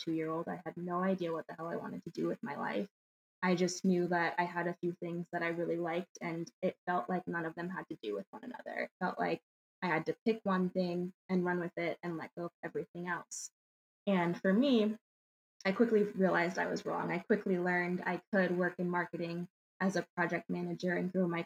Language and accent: English; Valencia, California, United States; moved away as an adult; also born or lived in Palmdale, California / Michigan; I was born and raised in California, born in Palmdale, and then lived in Valencia.